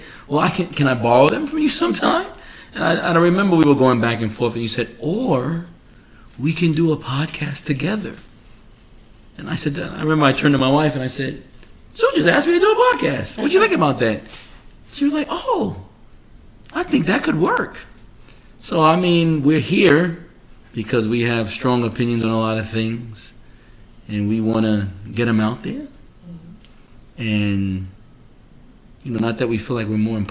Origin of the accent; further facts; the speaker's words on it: New York City, New York, United States; moved away as an adult; now in Florida, United States; originally from Queens, New York. I've been living in Florida now 15 years